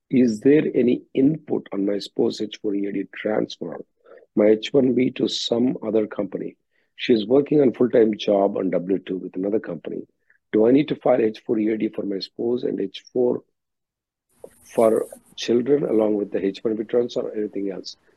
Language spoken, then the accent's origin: English; Philippines; now in United States; I'm currently on the fifth year of J1. I'm from Philippines.